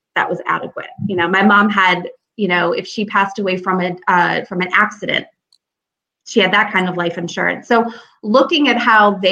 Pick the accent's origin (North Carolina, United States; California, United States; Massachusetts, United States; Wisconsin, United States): Massachusetts, United States; Springfield; moved away as an adult; also born or lived in Florida; now in Troy, United States; I'm from Springfield, Massachusetts. Home of the Basketball Hall of Fame, and that's about it. So growing up in Springfield